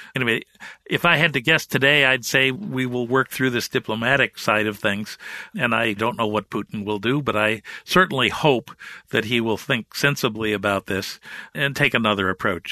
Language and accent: English; Midwest, United States; I'm a Midwesterner by birth